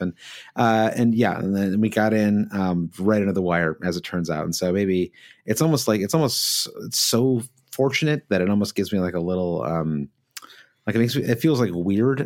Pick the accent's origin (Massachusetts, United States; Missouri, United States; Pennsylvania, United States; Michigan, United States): Michigan, United States; we grew up in Michigan, where you've got Tiger Stadium